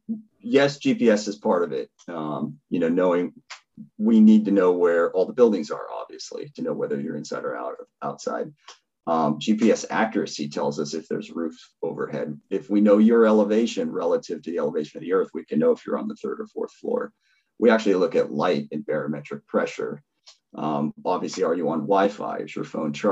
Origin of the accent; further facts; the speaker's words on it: Seattle, Washington, United States; I grew up in Seattle when it's dark all winter.